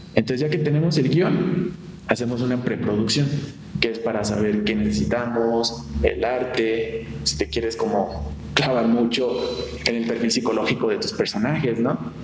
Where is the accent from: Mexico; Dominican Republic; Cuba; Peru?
Mexico; Morelia, Michoacán; soy de aquí, de la ciudad de Morelia